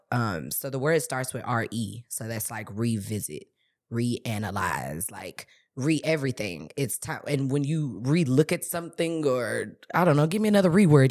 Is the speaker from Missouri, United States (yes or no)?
yes; St. Louis, Missouri, United States; I'm from Saint Louis